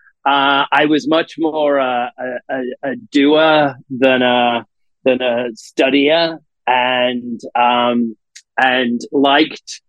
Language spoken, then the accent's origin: English; Salt, United Kingdom; moved away; I grew up in a small village called Salt, hence the name of the part of the reason for the naming of the company. My parents still live there now, and It's a very small village, about 60 miles out of Manchester, in northern England.